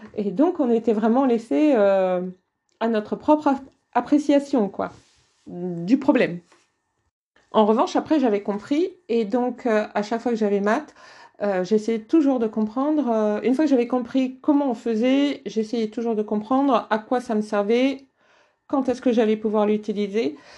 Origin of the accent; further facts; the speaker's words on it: the North, Hauts-de-France, France; moi je viens d'une famille euh, du Nord. Euh, dans ma famille, on parlait ch'ti